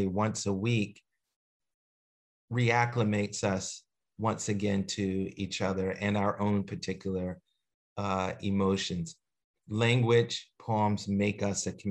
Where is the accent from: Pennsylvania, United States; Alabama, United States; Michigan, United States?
Pennsylvania, United States; Philadelphia; moved away; also born or lived in Eugene, Oregon; growing up in Philadelphia